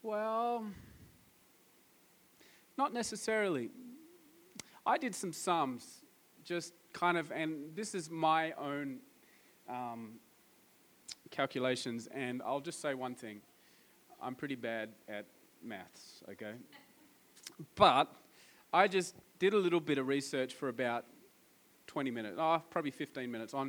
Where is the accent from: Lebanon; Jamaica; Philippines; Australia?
Australia; I'm from Australia